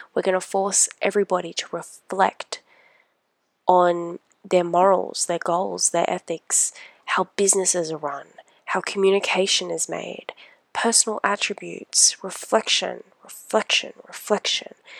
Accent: Australia; I am Australian

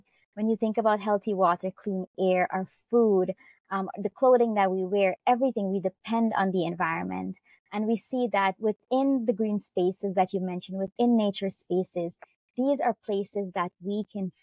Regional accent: Guyana; I am from Guyana. I'm Indo-Caribbean

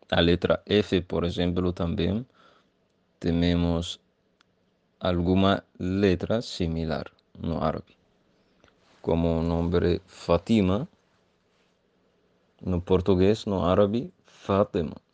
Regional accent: Egypt; first language Arabic; Portuguese is a second language; moved away; sou de Egito e no Egito falamos árabe.

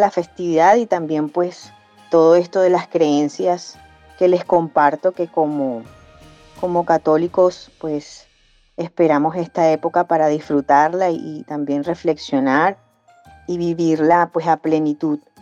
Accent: Barranquilla, Atlántico, Colombia; soy de Barranquilla Atlántico

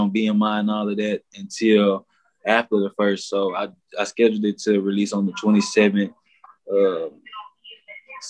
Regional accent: Palestine, Texas, United States; also born or lived in Louisiana / Beaumont, Texas; originally I was born in Louisiana, moved to Beaumont when I was like 2 or 3. And then from Beaumont, I moved to Palestine when I was like 6 or 7. Been here ever since

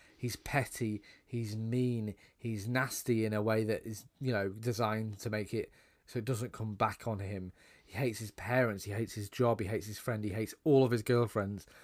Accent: United Kingdom; as two British guys

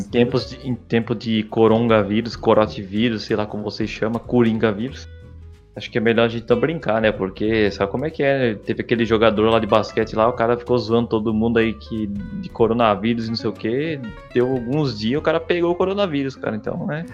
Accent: Santa Catarina, Brazil; eu sou de Santa Catarina

